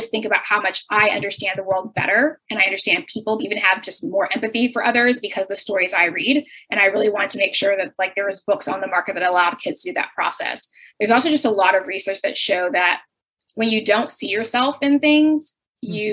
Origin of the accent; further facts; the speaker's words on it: United States; experience as a Nigerian American.